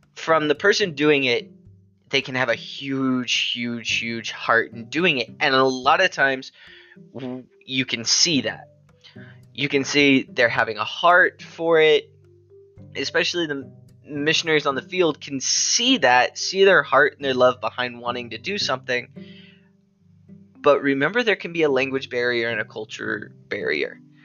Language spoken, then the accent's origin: English; United States; us as Americans that we are Americans.